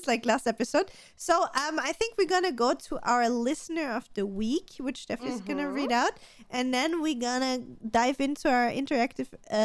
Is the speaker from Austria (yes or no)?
yes; Austria; we're both from Austria